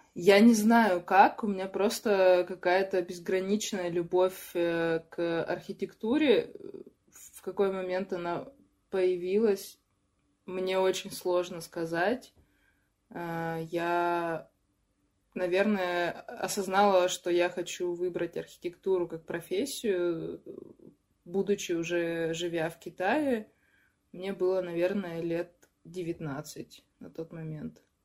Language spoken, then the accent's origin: Russian; Chelyabinsk, Chelyabinsk Oblast, Russia; also born or lived in Yekaterinburg; now in Moscow, Russia; из Челябинска живу в Москве и жила тоже пару лет в Екатеринбурге